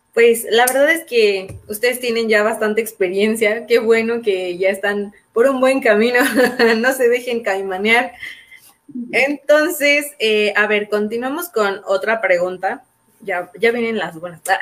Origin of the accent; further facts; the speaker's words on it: León, Guanajuato, Mexico; Nosotros somos eh, de León, Guanajuato, estamos en el centro del país